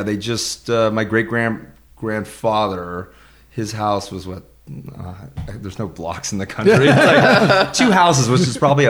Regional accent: Los Banos, California, United States; I grew up in Los Banos on the farm.

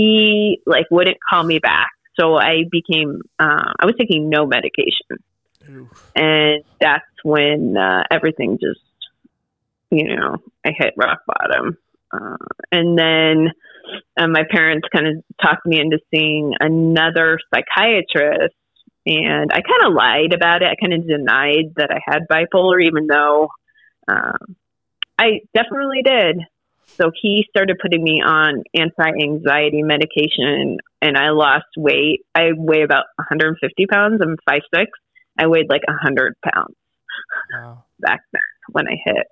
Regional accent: Southern California, United States; moved away as an adult; also born or lived in Des Moines, Iowa / Virginia; I moved from California, grew up in California, Southern California. Got dragged to Iowa, to Des Moines, Iowa

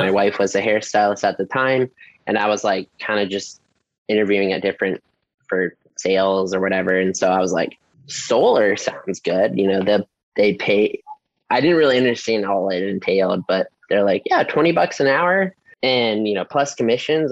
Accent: Ohio, United States; moved away as an adult; also born or lived in San Diego, California; now in La Mesa, United States; Born and raised in Ohio, Okay. like town of 900

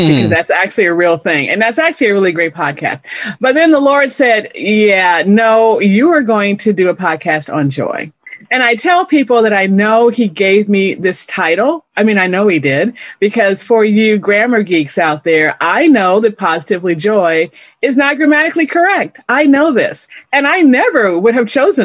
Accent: Chicago, Illinois, United States; moved away as an adult; also born or lived in Gary, Indiana / Dallas, Texas / Detroit, Michigan / Austin, Texas; now in Oklahoma, United States; this is actually not my birthplace. I'm originally from Chicago.

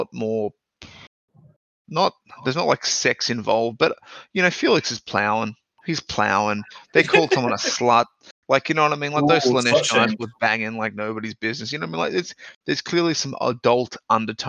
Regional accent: Australia; I'm Australian

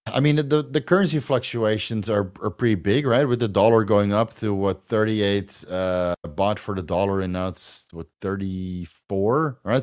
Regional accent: Netherlands; accent: Dutch; moved away as an adult; now in Thailand; I'm Dutch. I'm from Holland, dude. Yeah. I'm from Holland. That's, that's a Dutch accent

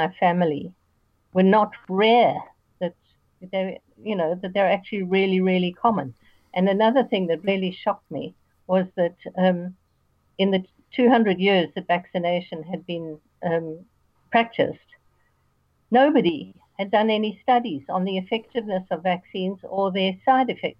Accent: South Africa; moved away as an adult; also born or lived in New Zealand; now in Australia; I was born and lived in South Africa

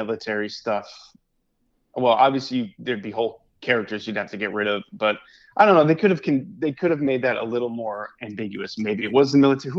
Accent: Hartford, Connecticut, United States; I was born in Hartford

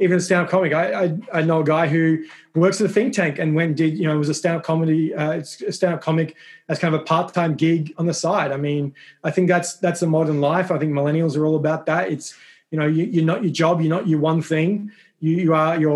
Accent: Adelaide, South Australia, Australia; moved away as an adult; now in Washington, D.C., United States; I have two sisters and a brother back in Adelaide in Australia. My parents are obviously still back there

